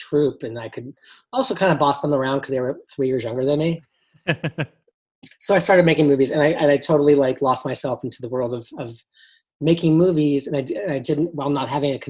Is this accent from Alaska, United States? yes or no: no; Los Angeles, California, United States; I grew up in Encino, you know, in the valley, like blocks away from the Jackson compound